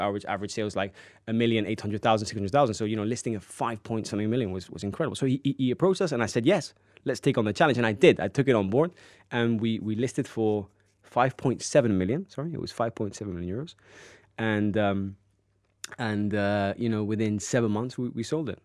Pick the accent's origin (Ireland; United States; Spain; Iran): Spain; Marbella, Andalusia; also born or lived in Cabopino; I was actually born in Marbella and grew up in Marbella, one of the best places to live on the coast.